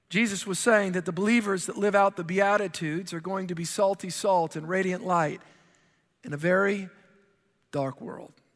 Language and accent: English; New Orleans, Louisiana, United States; I'm from the Gulf Coast, I'm from the New Orleans area